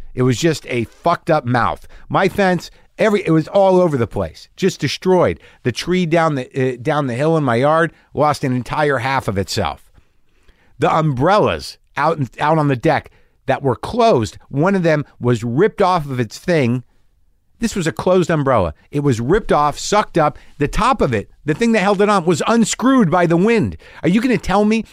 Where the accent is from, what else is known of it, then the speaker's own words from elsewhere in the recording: New Jersey, United States; I'm from New Jersey.